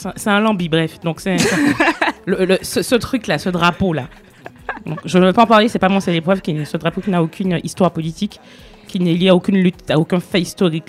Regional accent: Martinique; je suis martiniquaise et oui, il est dans ma culture

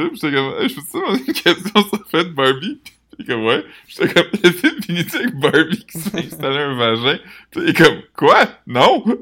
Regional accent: Quebec, Canada; Je pense que si je retournais vivre mon nouveau que je serais pas comme je suis québécois.

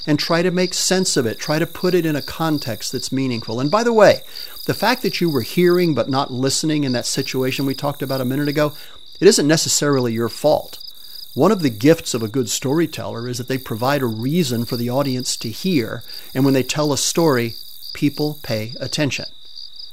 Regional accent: Spain; moved away; I grew up in Spain

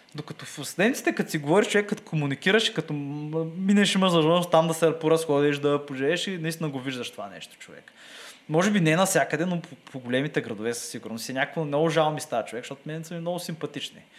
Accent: Bulgaria; нашата държава

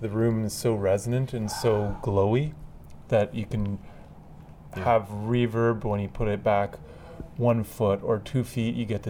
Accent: Etobicoke, Ontario, Canada; born there; I wanted to live outside of the city my whole life, and I was born in Etobicoke

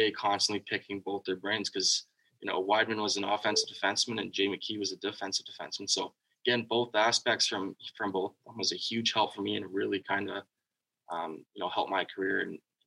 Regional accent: Mississauga, Ontario, Canada; also born or lived in Oakville, Ontario; grew up in, you know, in Mississauga, Oakville

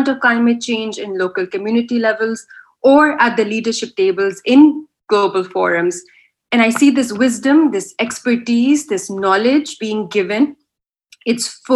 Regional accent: Pakistan; now in London, United Kingdom; my hometown in Pakistan

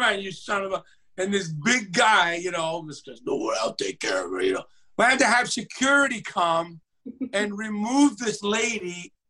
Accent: Michigan, United States; I don't know if it was because I was from Michigan and they have this Ohio State-Michigan rivalry.

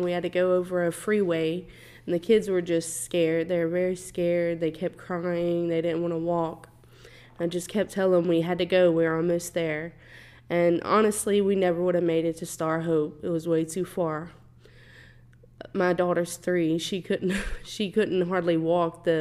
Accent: Louisiana, United States; moved away as an adult; now in Houston, United States; I am actually from Louisiana

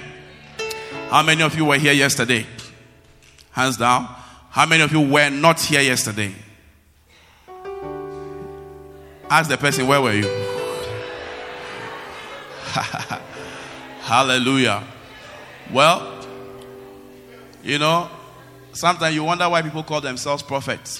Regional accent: Accra, Greater Accra, Ghana; moved away as an adult; also born or lived in Kumasi; I was from Accra, but I went to university in Kumasi

